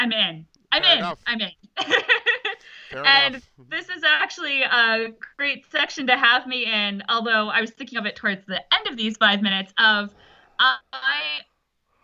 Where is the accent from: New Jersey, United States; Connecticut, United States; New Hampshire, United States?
Connecticut, United States; Fairfield County; I'm from Connecticut